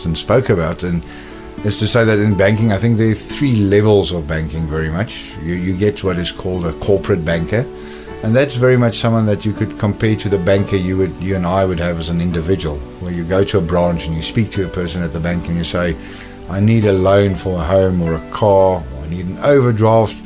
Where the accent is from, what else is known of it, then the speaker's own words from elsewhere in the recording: Cape Town, Western Cape, South Africa; moved away as an adult; also born or lived in Johannesburg, South Africa / London, United Kingdom; I was born and raised in Cape Town in South Africa